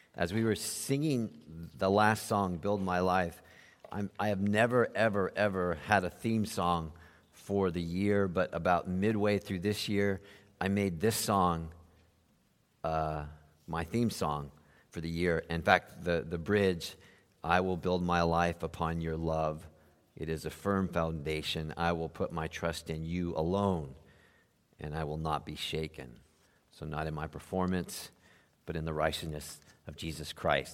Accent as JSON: {"language": "English", "region": "South Florida", "country": "United States", "tie": "born or raised there", "said": "when we grew up in South Florida"}